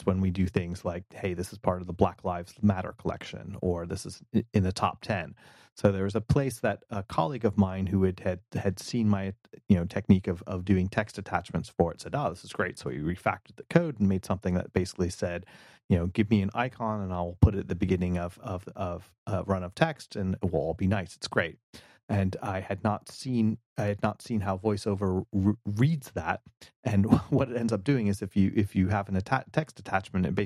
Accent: United States; as an American

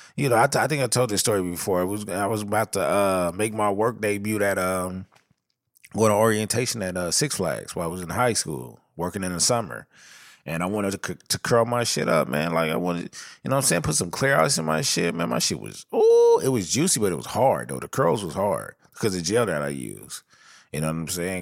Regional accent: Southern California, United States; I come from Southern California

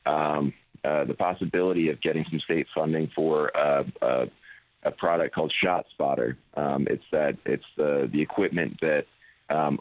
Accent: Pensacola Beach, Florida, United States; my hometown.

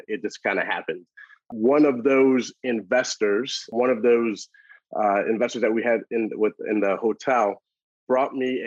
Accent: New Orleans, Louisiana, United States; also born or lived in Memphis, Tennessee / Washington, D.C.; born and raised in New Orleans, Louisiana

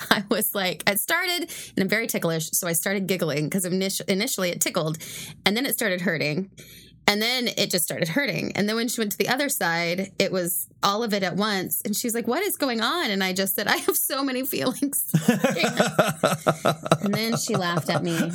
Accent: Chicago, Illinois, United States; and I grew up in Chicago.

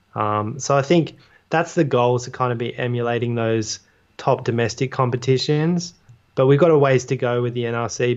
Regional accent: Australia; now in London, United Kingdom; as Australian fans

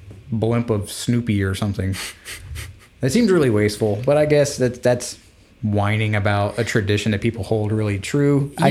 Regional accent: United States; As an American

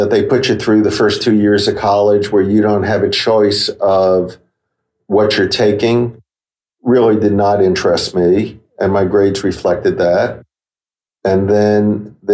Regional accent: Yonkers, New York, United States; also born or lived in Bronx, New York City; we moved from the Bronx to Yonkers, New York. And I lived there until I was 17.

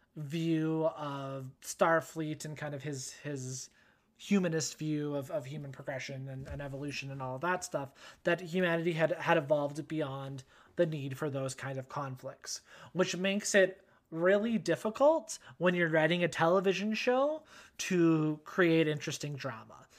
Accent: Canada; accent: Canadian; where i'm from listeners if you haven't figured it out yet by the by my accent canada

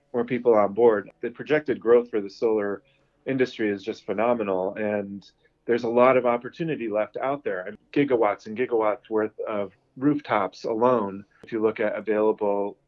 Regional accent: New York, United States; moved away as an adult; also born or lived in Boston, United States / UAE / India; I grew up in New York

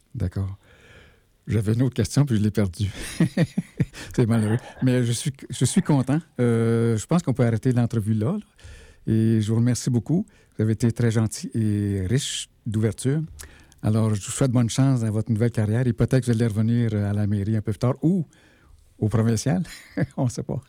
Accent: Val-d'Or, Quebec, Canada; also born or lived in Malartic, Quebec; je suis né à Malartic et j'ai grandi à Bourlamac, qui est aujourd'hui qui s'appelle Val d'Or.

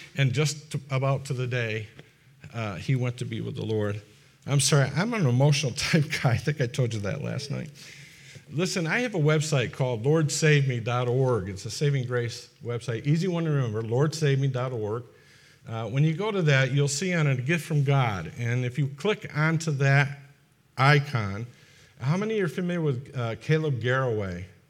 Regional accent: Fonda, New York, United States; moved away; I come from Fonda, and Fonda is just ab, in the vicinity of Albany, which is the capital of, of, uh, New York

